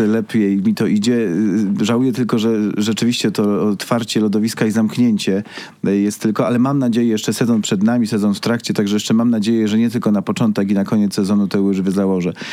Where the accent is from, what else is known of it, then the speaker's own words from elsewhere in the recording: Busko-Zdrój, Świętokrzyskie Voivodeship, Poland; now in Kraków, Poland; pochodzę z Buzka, z miasta Belona